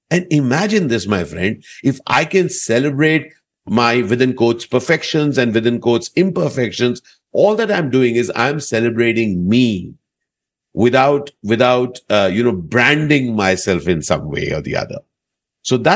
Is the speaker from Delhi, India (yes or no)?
yes; Delhi, India; and I was growing up in Delhi at that point